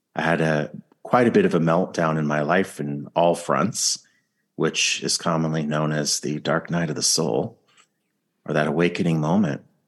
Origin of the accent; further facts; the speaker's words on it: California, United States; I'm from California